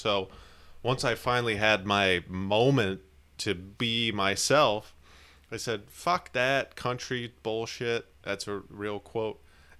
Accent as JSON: {"language": "English", "region": "Pennsylvania", "country": "United States", "said": "I'm from Pennsylvania. I am not from the South. I moved there to start my music career."}